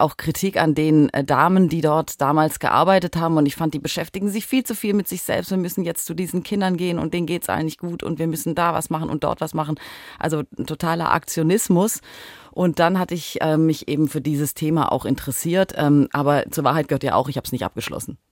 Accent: Southern Germany, Germany; moved away; also born or lived in Hamburg; ich komme aus Süddeutschland ursprünglich

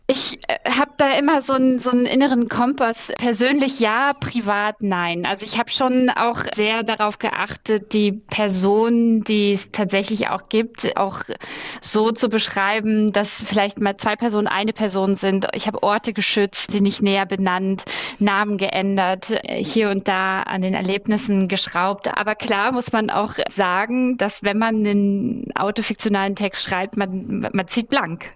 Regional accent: Berlin, Germany; da, wo ich herkomme, aus der Platte in Hohenschönhausen

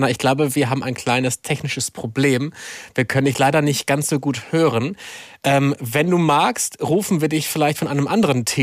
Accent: Salzwedel, Saxony-Anhalt, Germany; komme aus Salzwedel. Und wie alt bist du? Ich bin elf Jahre alt.

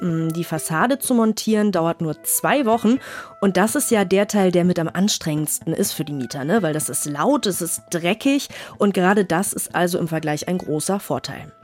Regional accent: Northern Germany, Germany; als Norddeutsche

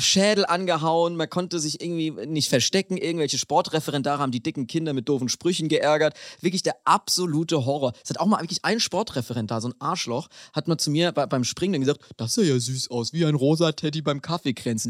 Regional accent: Bavaria, Germany; in Bayern, wo ich herkomme

